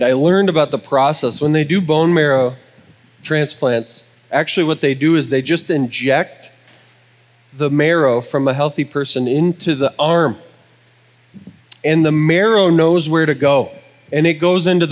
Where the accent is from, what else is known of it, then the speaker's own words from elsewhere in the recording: Wisconsin, United States; I'm from Wisconsin